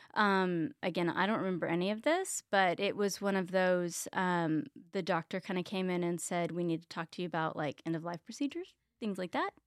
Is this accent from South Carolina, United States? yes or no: no; Richardson, Texas, United States; also born or lived in Plano, Texas; I grew up in Richardson, Texas